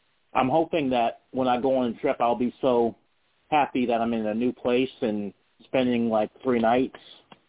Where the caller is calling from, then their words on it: Charlottesville, Virginia, United States; Charlottesville, Virginia.